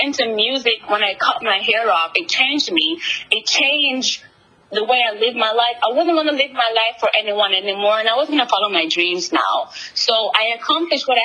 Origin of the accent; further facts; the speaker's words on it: Jamaica; moved away as an adult; now in New York, United States; being from the Caribbean, I grew up in Jamaica